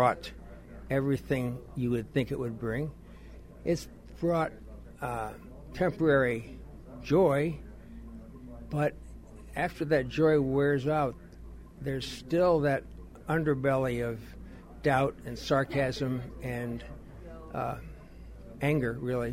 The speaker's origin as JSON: {"language": "English", "region": "Ohio", "country": "United States", "tie": "born or raised there", "moved": "as an adult", "lives_now": "Boston, United States", "said": "I was not born here, and I grew up in Ohio."}